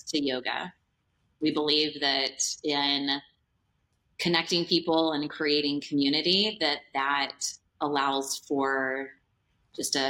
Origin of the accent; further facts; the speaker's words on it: Nashville, Tennessee, United States; Nashville, Tennessee here is my hometown